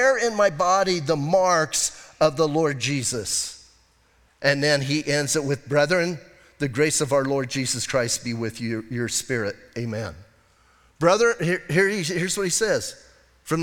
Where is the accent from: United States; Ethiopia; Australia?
United States; Bisbee, Arizona; Growing up in Bisbee, we had rock fights.